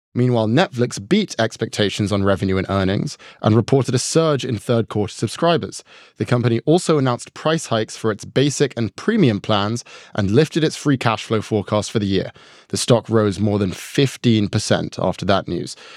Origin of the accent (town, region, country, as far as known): New York, United States; born or raised there